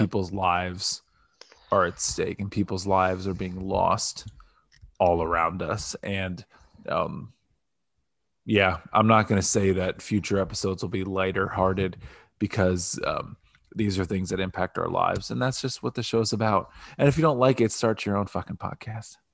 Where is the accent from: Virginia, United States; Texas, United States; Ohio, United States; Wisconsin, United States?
Ohio, United States; Canton; now in Columbus, United States; I live in the residential area of Northeast Ohio in the Canton area